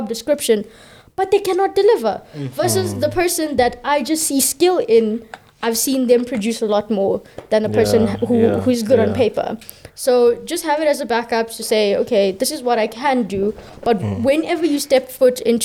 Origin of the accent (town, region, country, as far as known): South Africa